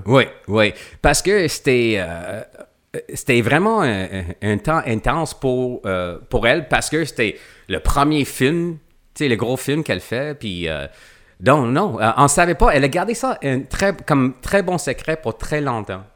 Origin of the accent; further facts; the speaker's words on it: Quebec, Canada; je viens du Québec